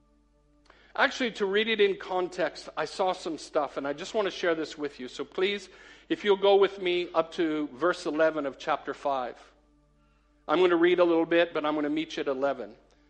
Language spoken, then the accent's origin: English; United States; moved away as an adult; now in Cheadle Hulme, United Kingdom; I'm an American